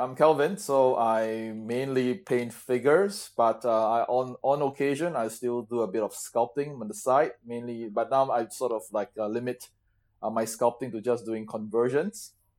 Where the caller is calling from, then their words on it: Singapore; I'm calling from Singapore.